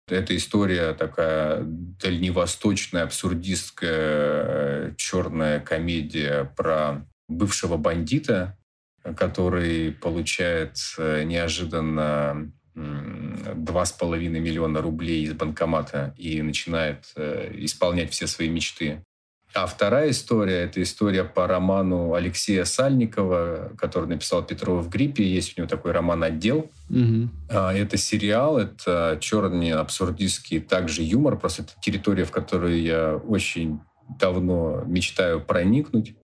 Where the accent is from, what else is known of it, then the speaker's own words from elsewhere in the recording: Khanty-Mansiysk, Khanty-Mansi Autonomous Okrug, Russia; В Ханты-Мансийске, в моем родном городе